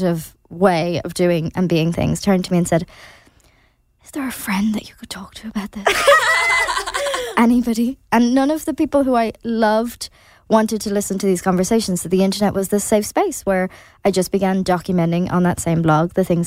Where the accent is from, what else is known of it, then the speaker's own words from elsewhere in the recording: Ireland; as Irish people